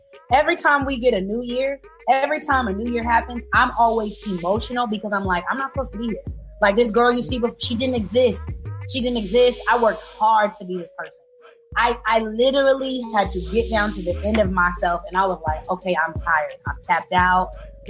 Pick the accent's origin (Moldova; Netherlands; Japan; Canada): Japan; also born or lived in Germany; So growing up in Japan was fine because we lived on an American base and everyone was Black there.